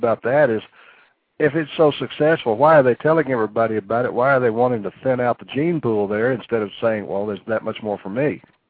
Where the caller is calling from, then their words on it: Amarillo, Texas, United States; I'm calling from Amarillo.